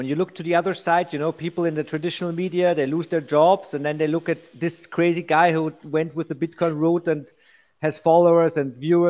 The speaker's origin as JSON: {"language": "English", "region": "Vienna", "country": "Austria", "said": "I'm from Vienna, Austria, where I'm sitting now as well."}